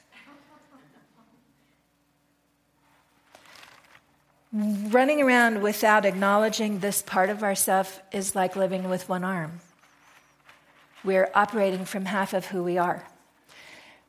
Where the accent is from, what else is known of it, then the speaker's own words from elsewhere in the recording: United States; we're American.